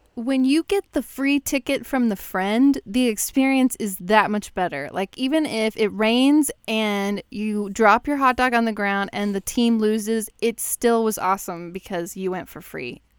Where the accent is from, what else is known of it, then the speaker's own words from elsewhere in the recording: Texas, United States; now in Chicago, United States; I moved to Chicago, obviously. I grew up in Texas